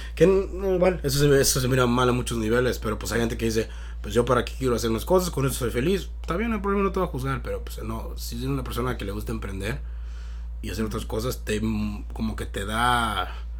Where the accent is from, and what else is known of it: Mexico; now in United States